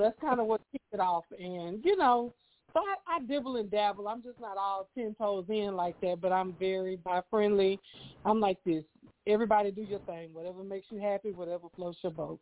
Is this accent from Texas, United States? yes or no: yes; Houston, Texas, United States; I am from Houston, Texas